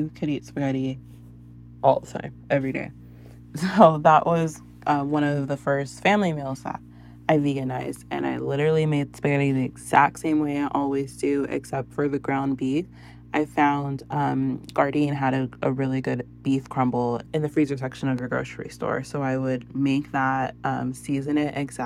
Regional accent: San Antonio, Texas, United States; We're from San Antonio

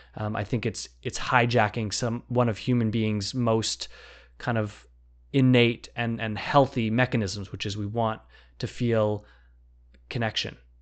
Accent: Vancouver, British Columbia, Canada; I grew up in Vancouver

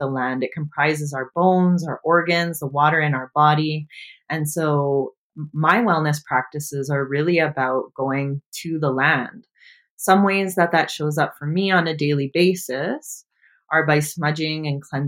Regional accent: Devon, Alberta, Canada; also born or lived in Camrose, Alberta; I grew up in the small town of Devon, Alberta

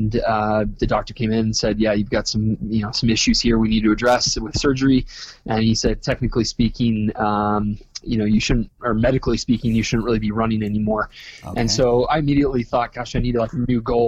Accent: Park City, Utah, United States; also born or lived in California; I was born and raised in Park City, Utah

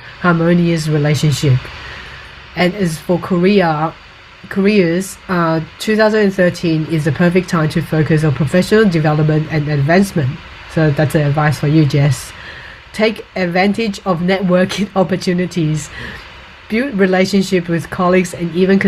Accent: Taiwan; now in Australia; when I was growing up in Taiwan

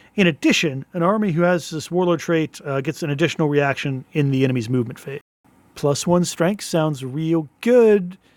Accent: United States; I'm an American

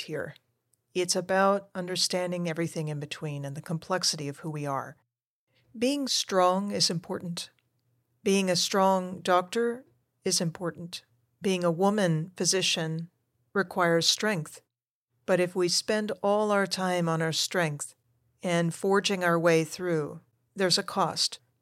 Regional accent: United States; also born or lived in Argentina; my family moved us over to the United States when I was a toddler

